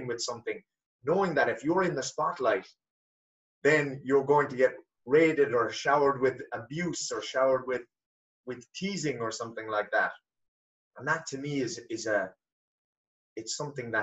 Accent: Ireland; growing up in Ireland

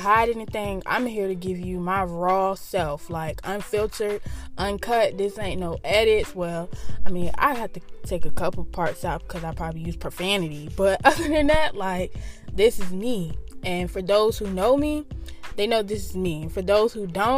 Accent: Norfolk, Virginia, United States; I reside in the 757.

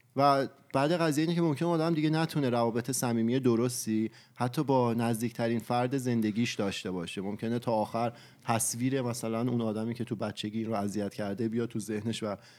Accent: Iran; خودمون فرهنگ ایرانی داریم و تو ایران بزرگ شدیم

